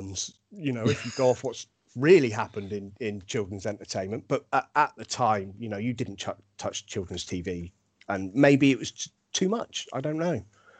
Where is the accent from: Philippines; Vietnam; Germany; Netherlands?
Germany; I grew up in Germany on a RAF camp that also had Americans on there